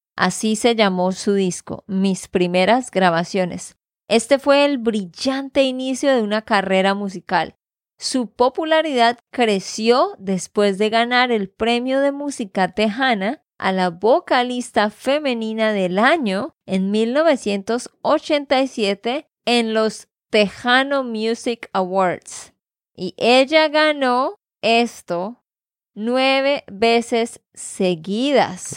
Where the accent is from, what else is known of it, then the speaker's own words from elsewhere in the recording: Santander, Colombia; de Santander, Colombia